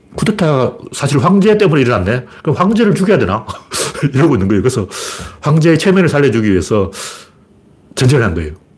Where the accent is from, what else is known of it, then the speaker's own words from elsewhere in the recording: Gyeongju, North Gyeongsang, South Korea; 나처럼 경주 출신을